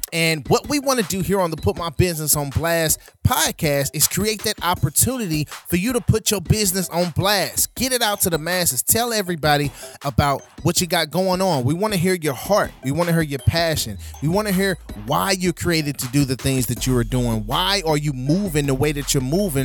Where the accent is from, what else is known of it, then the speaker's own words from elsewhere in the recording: St. Louis, Missouri, United States; St. Louis, Missouri, my hometown